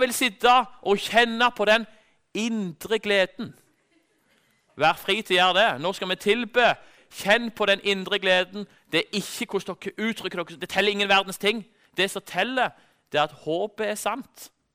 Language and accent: Norwegian; Norway